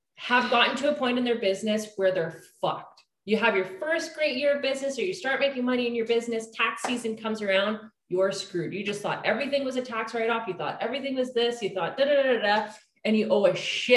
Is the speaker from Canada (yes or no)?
yes; Canada; we're Canadian